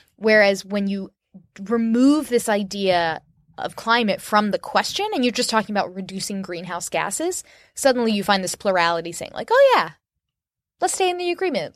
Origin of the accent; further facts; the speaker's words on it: Orlando, Florida, United States; moved away; I love my hometown. I didn't like it when I was growing up there